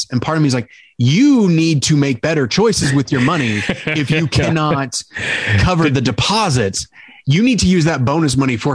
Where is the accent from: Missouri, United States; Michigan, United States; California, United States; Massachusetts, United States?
Missouri, United States; St. Louis; I grew up in St. Louis.